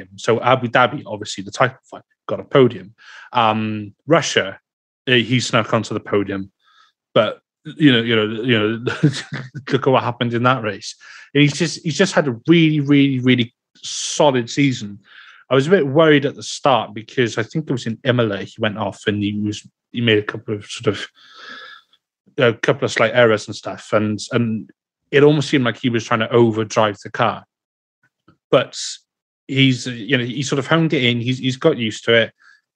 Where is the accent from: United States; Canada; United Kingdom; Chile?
United Kingdom; Wales; being Welsh